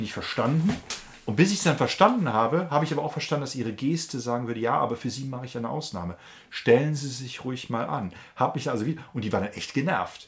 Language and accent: German; Germany; als äh, Deutscher